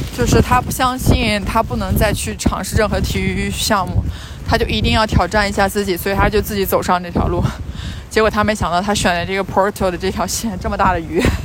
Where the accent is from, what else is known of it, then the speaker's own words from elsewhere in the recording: China; 一个来自中国